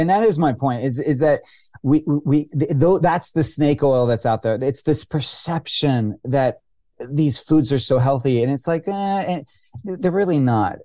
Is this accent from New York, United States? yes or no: no; California, United States; I grew up in California